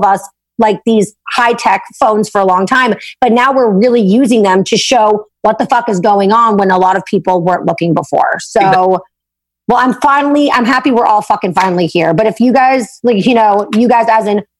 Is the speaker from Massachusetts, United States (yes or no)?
yes; Boston, Massachusetts, United States; also born or lived in Alexandria, Virginia; I'm from Boston